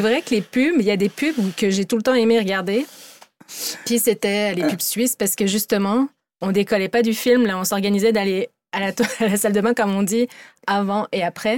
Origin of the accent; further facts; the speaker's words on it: France; moved away; j'ai grandi proche de la frontière suisse